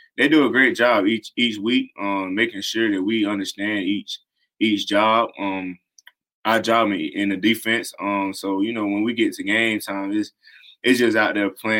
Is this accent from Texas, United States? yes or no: no; South Carolina, United States; born or raised there